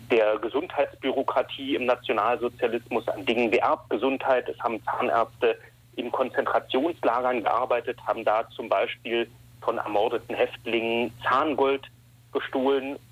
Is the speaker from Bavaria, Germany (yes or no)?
no; Berlin, Germany; moved away as an adult; also born or lived in Ulm; now in Düsseldorf, Germany; ich komme aus Berlin. Ich bin in Westberlin noch vor dem Fall der Mauer geboren und aufgewachsen